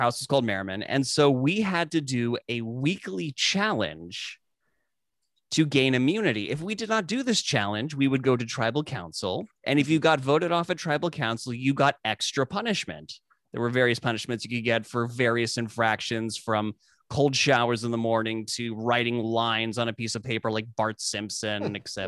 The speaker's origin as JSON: {"language": "English", "country": "South Africa", "tie": "born or raised there", "moved": "yes", "said": "I grew up in South Africa"}